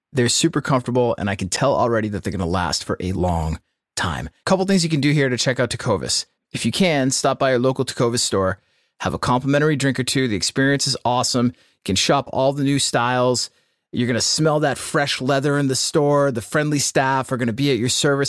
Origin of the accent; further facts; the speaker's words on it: Clinton, Massachusetts, United States; City Hall Music in Clinton, Mass, right on High Street, my hometown record store